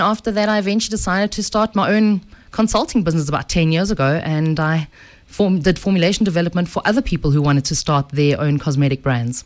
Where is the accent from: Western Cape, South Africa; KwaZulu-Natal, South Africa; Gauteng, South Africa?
Gauteng, South Africa; Edenvale; I'm a girl from the Vale, from good old Eden Vale.